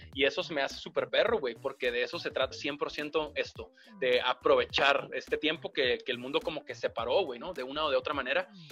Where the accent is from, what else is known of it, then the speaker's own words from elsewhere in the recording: Mexicali, Baja California, Mexico; moved away as an adult; also born or lived in Monterrey; de niño en Mexicali